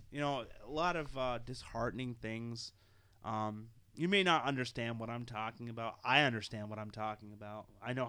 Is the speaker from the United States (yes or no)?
yes; United States